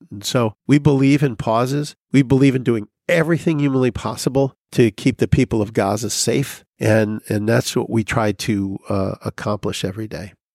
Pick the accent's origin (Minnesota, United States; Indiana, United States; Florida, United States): Indiana, United States; South Bend; moved away as an adult; now in Vatican City; my hometown of South Bend